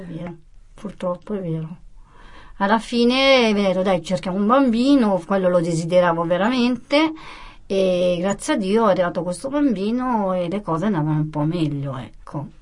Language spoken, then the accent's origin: Italian; Como, Lombardy, Italy; also born or lived in Apulia; io sono nata a Como, ho 49 anni, e i miei genitori meridionali però il sangue è pugliese, non mi sento comasca.